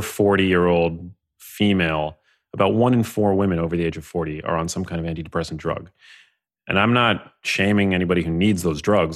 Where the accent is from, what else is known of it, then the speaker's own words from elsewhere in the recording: New York City, New York, United States; grew up in New York City. Um, I grew up in Manhattan